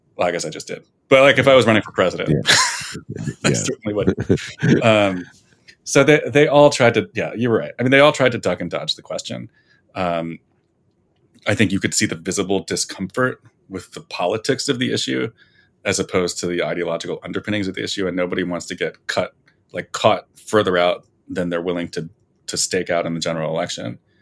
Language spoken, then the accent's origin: English; New Jersey, United States; moved away; I'm from New Jersey